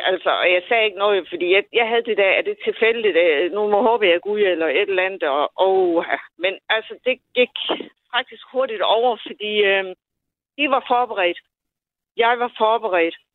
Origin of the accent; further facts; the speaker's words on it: Odense, Southern Denmark, Denmark; accent: Odense; Øh, jeg kommer fra Odense.